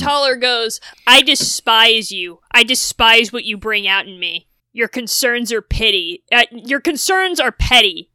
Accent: New England, United States; growing up in New England, a lot of congregational churches

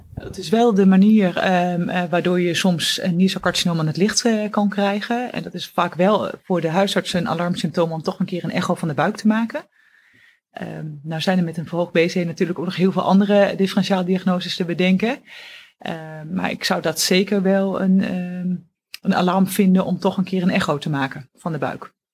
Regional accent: Oldenzaal, Overijssel, Netherlands; moved away as an adult; now in Utrecht, Netherlands; Ik ben afkomstig uit het oosten van het land, uit Oldenzaal. En ben daar geboren en heb, ben daar eigenlijk ook mijn hele jeugd opgegroeid

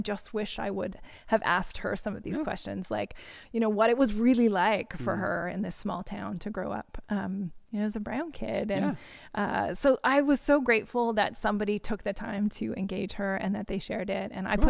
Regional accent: Esterhazy, Saskatchewan, Canada; So we grew up in Esterhazy, Saskatchewan

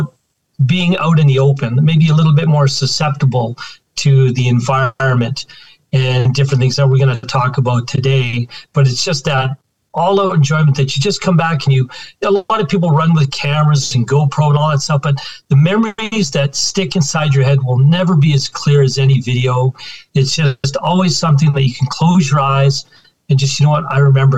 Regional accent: Alberta, Canada; also born or lived in Saskatchewan; I was born in Saskatchewan and been in Alberta all my life.

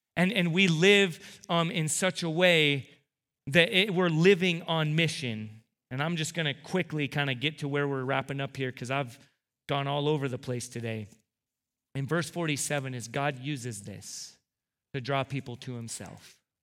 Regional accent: United States; as American two thousand seventeen evangelical Christians

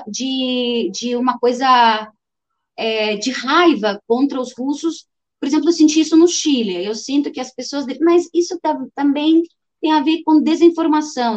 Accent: Ukraine; Portuguese is a second language; now in Brazil; eu sou ucraniana, eu sou ucraniana que tem etnia russa

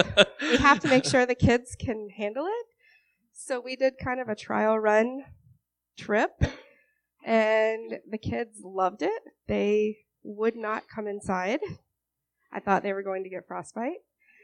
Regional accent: Atlanta, Georgia, United States; moved away as an adult; now in Vermont, United States; We are originally from the South. We are from the Atlanta area. And we moved up here almost 4 years ago.

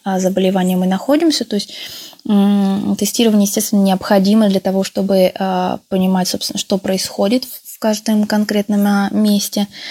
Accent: Tomsk, Tomsk Oblast, Russia; now in Italy; по происхождению я родилась в Томске, в Сибири

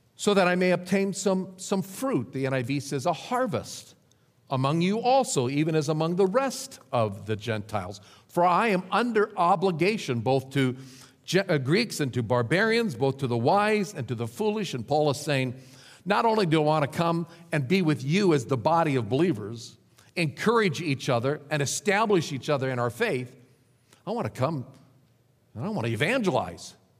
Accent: Nebraska, United States; moved away as an adult; also born or lived in Dallas, Texas; back to my home state of Nebraska, to a little rural church

